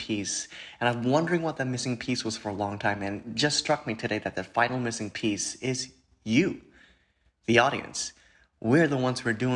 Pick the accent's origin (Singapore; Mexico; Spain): Singapore; now in New York City, United States; I was born and raised in Singapore